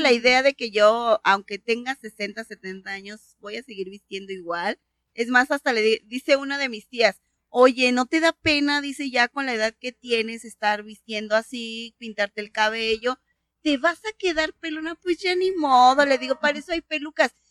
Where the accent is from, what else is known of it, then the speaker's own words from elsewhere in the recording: Mexico City, Mexico; moved away; yo soy de la CDMX.